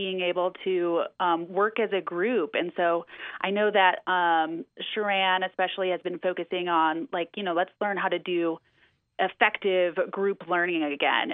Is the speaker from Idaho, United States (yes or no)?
no; Wisconsin, United States; now in Redmond, United States; I'm from Wisconsin.